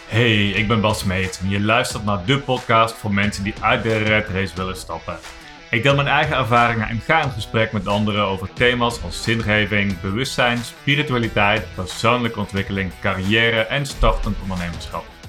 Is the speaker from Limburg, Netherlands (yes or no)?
yes; South Limburg, Netherlands; moved away; Ik kwam oorspronkelijk uit Zuid-Limburg en dat is toch een beetje terughoudender